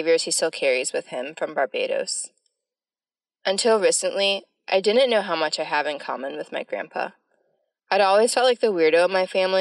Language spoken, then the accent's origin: English; North Carolina, United States; born or raised there